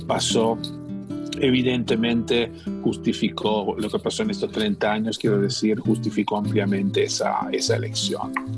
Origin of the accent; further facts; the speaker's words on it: Italy; Spanish is a second language; moved away as an adult; now in Argentina; yo soy, soy italiano y cuando cuando tenía casi 30 años decidí hacer un cambio en mi vida